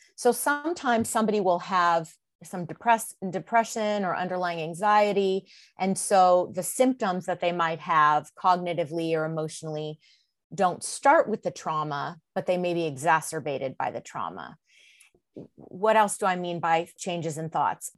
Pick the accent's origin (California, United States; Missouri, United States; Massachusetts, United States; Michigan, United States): California, United States; moved away as an adult; also born or lived in Mississippi; I've born and raised in California, but I ended up living in Mississippi for several years.